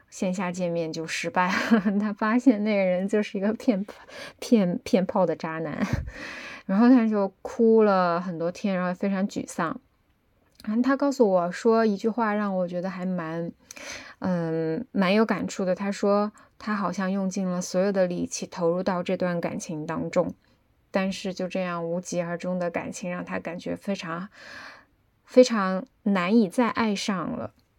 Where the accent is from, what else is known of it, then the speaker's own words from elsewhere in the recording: Chengdu, Sichuan, China; 我的家乡成都